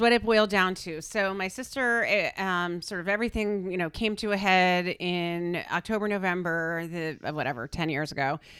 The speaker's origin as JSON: {"language": "English", "region": "Connecticut", "country": "United States", "tie": "born or raised there", "also_born_or_lived": "Darien, Connecticut", "said": "I grew up in Connecticut, so I've been here a very long time"}